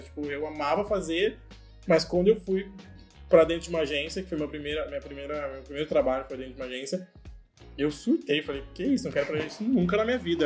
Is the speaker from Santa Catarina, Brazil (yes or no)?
no; Cuiabá, Mato Grosso, Brazil; moved away as an adult; now in São Paulo, Brazil; Eu sou de Cuiabá, Mato Grosso